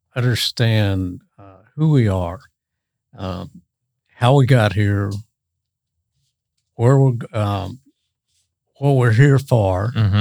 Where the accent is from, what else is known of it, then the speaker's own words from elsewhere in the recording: Texas, United States; moved away as an adult; also born or lived in Rocky Mountains / Alaska; now in Bakersfield, United States; No, actually, I'm from Texas. From Texas.